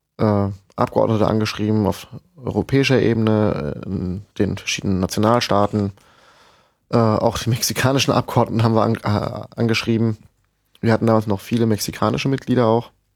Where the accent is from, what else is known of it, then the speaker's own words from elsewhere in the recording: Rhine-Main area, Germany; im Rhein-Main-Gebiet, wo ich herkomme